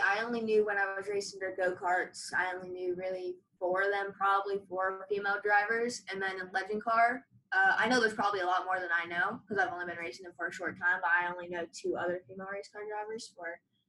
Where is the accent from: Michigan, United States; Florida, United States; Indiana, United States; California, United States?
Florida, United States; Sarasota; I'm from Sarasota, Florida.